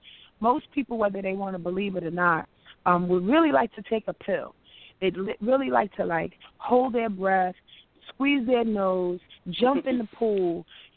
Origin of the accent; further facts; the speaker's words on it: Yonkers, New York, United States; I'm from Yonkers, New York